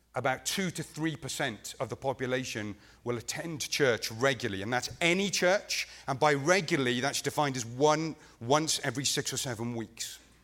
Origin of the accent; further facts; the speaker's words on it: Wales, United Kingdom; I'm actually not from England. I'm a Welshman.